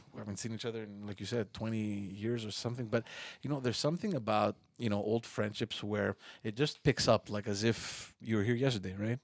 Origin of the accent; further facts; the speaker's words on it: Montreal, Quebec, Canada; we're all born and raised in Park X.